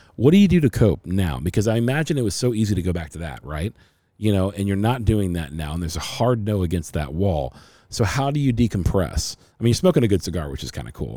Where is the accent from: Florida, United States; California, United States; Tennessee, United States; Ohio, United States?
Ohio, United States; Cincinnati; now in Arizona, United States; I'm from Cincinnati, Ohio originally.